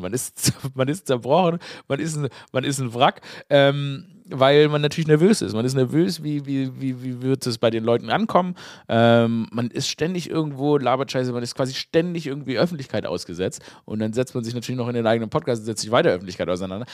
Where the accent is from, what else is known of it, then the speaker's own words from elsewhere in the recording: Stuttgart, Baden-Württemberg, Germany; moved away; ich bin ja in Stuttgart geboren. Das ist ja meine Heimatstadt.